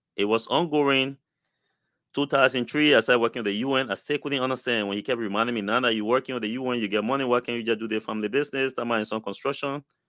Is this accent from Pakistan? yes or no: no; Liberia; moved away; I came from Liberia